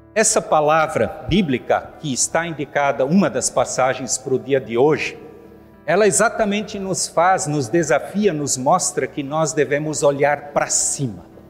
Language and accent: Portuguese; Rio do Sul, Santa Catarina, Brazil; Eu nasci, criei e me criei em Rio do Sul.